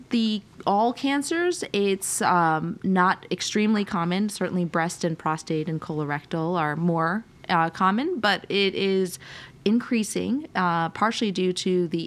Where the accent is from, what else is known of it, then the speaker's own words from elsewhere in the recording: United States; We grew up kind of all over the United States, um, but uh, most recently, my parents are in New York, and I did a lot of my training on the East Coast.